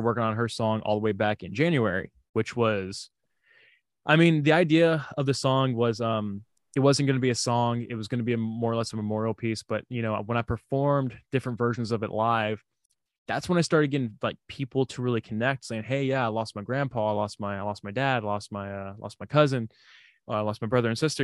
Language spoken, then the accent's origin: English; Houston, Texas, United States; accent: southern drawl; I am from Houston